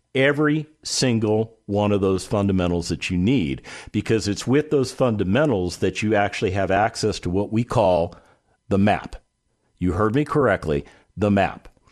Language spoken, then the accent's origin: English; Las Vegas, Nevada, United States; my hometown of Las Vegas, Nevada